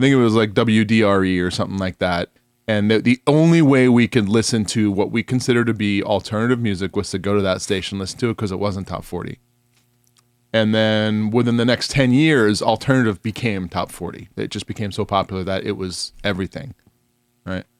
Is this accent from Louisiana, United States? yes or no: no; New York, United States; now in Phoenix, United States; I grew up in New York, but I just, having been out, I, I've now lived in Phoenix longer than I've lived in New York